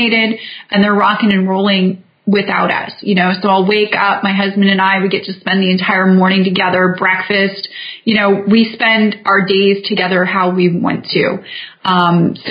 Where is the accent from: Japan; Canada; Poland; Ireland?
Canada; Vancouver, British Columbia; moved away as an adult; now in United States; I'm from Vancouver, Canada